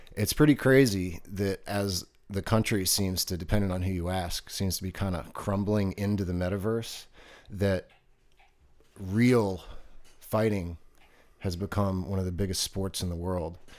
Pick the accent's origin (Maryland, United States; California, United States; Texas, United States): Maryland, United States; Baltimore; moved away; also born or lived in Virginia Beach; growing up on the East Coast when I lived in Baltimore